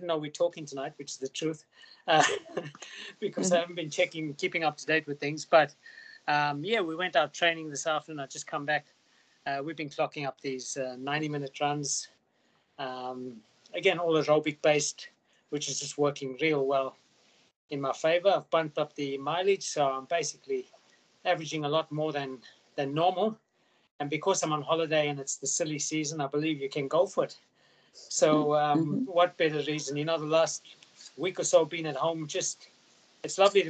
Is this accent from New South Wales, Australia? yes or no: no; Queensland, Australia; in my hometown, as Sandy and Darren will tell you, the borders have opened in Queensland